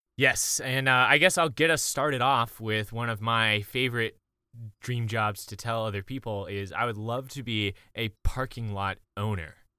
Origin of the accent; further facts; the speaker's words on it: Columbia, South Carolina, United States; moved away; also born or lived in Oklahoma; I'm from Columbia, South Carolina.